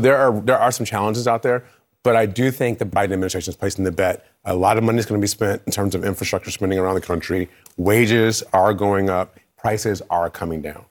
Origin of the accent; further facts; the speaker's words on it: Michigan, United States; I'm from Michigan